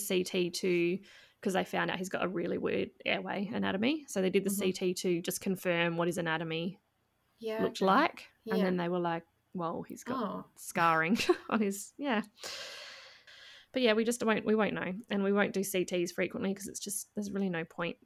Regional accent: Adelaide, South Australia, Australia; my hometown.

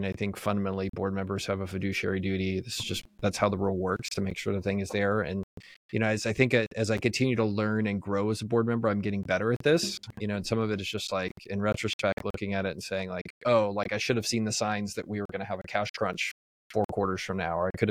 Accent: Texas, United States; I was born in the United States. I was born in Texas.

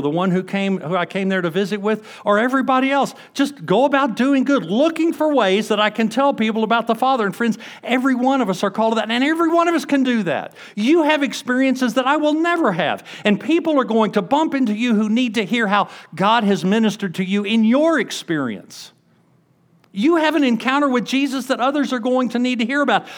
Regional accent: Huntsville, Alabama, United States; moved away; I grew up in Huntsville, Alabama

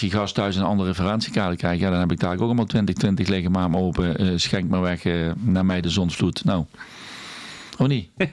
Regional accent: Netherlands; wij zijn Hollanders

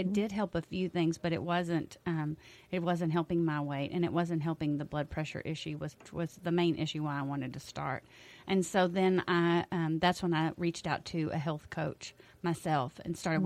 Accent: Mason, Texas, United States; I've lived in Mason all my life

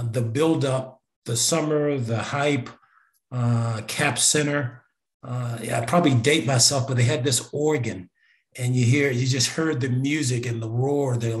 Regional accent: Richmond, Virginia, United States; I'm from Richmond

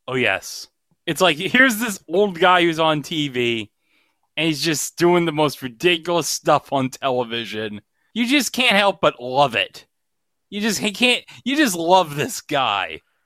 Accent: New York, United States; I've lived in New York State all my life.

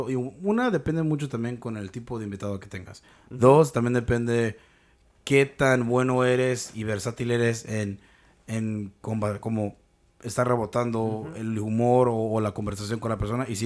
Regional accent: Mexico; Lo que tenemos en pinche común es que somos mexicanos y que hablamos el idioma

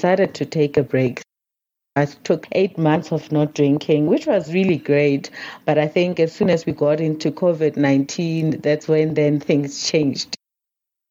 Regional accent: North West, South Africa; So I grew up in the Northwest province here in South Africa

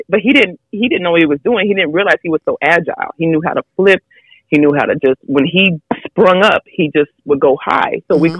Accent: San Antonio, Texas, United States; also born or lived in New York City; I was raised in San Antonio from New York. But like I said, raised here

